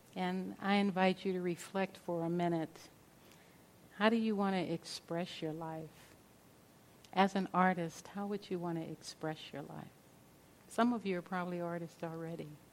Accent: Los Angeles, California, United States; growing up in South Central Los Angeles

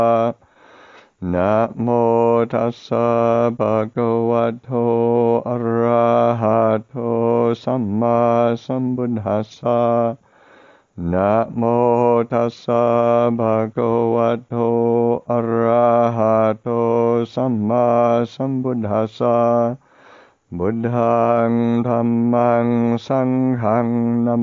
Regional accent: Canada; moved away; I grew up in Canada, but I never ever saw a monastery when I was growing up

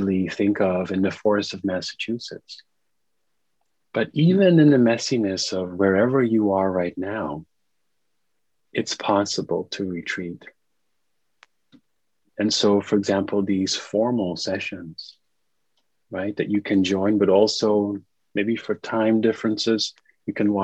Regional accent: Netherlands; now in New York, United States; I'm zooming in from the Netherlands, which is my home country.

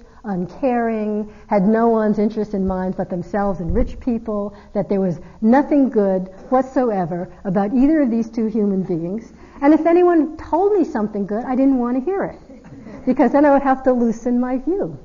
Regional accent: East Coast, United States; I'm from the East Coast.

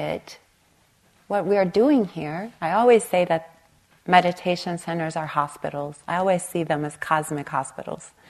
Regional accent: Long Beach, California, United States; I grew up on the East Long Beach Compton border.

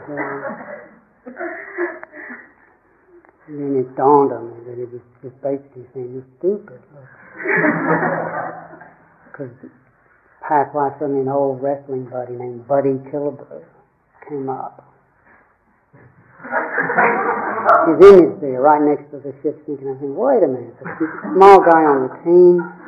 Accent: Tennessee, United States; the lake I grew up on in Tennessee, Lake Chickamauga

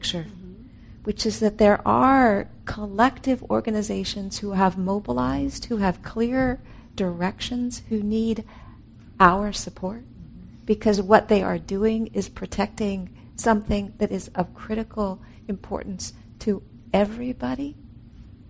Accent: California, United States; I'm from California

